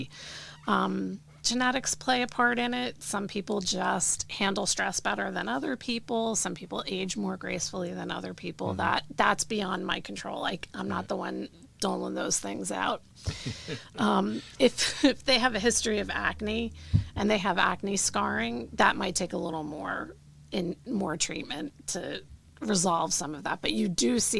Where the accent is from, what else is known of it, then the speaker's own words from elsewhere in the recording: New Jersey, United States; I grew up here in New Jersey.